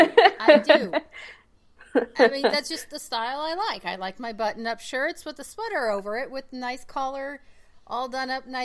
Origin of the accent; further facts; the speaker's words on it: Oklahoma, United States; I grew up in Oklahoma